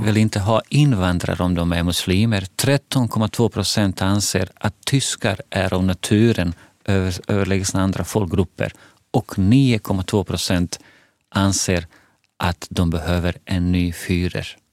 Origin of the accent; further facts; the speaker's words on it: Bosnia & Herzegovina; now in Sweden; Jag kommer från Bosnien, ex-Jugoslavien